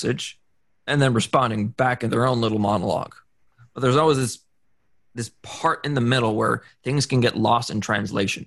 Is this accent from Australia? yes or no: no; Atlantic coast of Canada, Atlantic Canada, Canada; I'm Canadian, so I'm from the Atlantic coast of Canada.